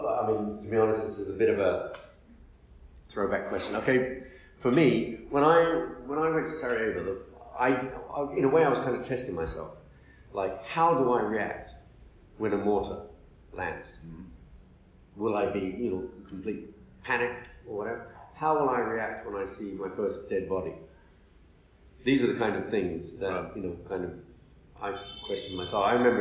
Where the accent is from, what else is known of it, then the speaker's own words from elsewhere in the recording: Libya; also born or lived in United Kingdom / United States; I was brought up in Libya from the age of two.